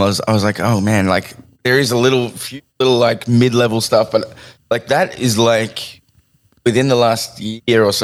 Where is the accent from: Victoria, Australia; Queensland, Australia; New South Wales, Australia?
New South Wales, Australia; Sydney; I grew up in Seven Hills, right? And Seven Hills, Blacktown.